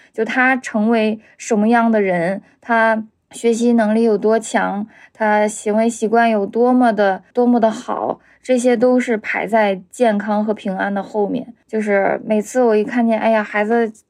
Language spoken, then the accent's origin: Chinese; Heilongjiang, China; moved away as an adult; now in Beijing, China; 我是黑龙江人，在北京生活十年了